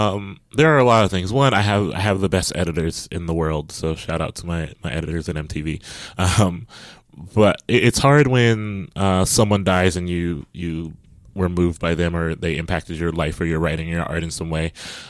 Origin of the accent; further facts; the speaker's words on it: Midwest, United States; And I grew up in the States and the Midwest, as … did.